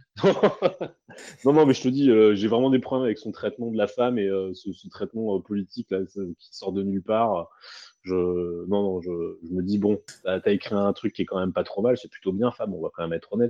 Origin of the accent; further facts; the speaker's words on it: France; en tant que Français